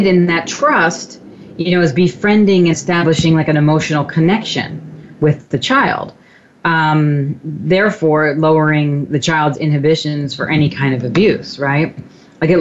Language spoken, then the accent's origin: English; Long Island, New York, United States; also born or lived in Brooklyn, New York; we moved out from Brooklyn to Long Island